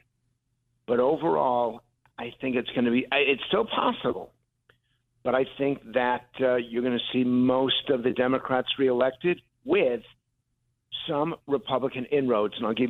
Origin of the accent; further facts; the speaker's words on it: Connecticut, United States; I grew up in Connecticut